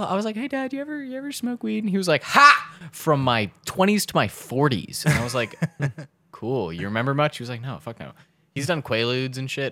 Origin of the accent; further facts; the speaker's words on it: Baltimore, Maryland, United States; we're from Baltimore